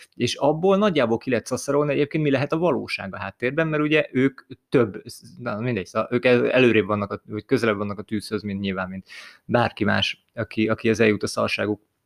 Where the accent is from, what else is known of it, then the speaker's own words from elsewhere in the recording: Hungary; mi magyarok vagyunk